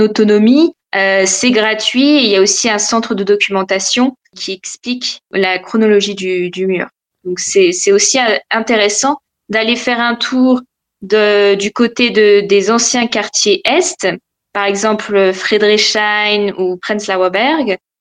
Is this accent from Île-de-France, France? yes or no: yes; Val-d'Oise, Île-de-France, France; moved away as an adult; now in Berlin, Germany; je viens de, du Val d'Oise.